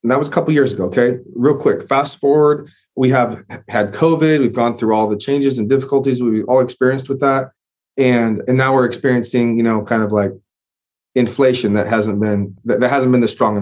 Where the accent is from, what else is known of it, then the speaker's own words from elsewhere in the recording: the Northwest, Pacific Northwest, United States; now in Texas, United States; I'm from the Northwest originally as well